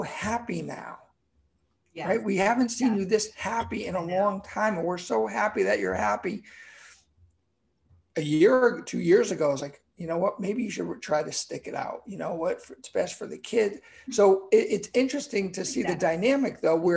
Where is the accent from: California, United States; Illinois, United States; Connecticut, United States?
Connecticut, United States; born or raised there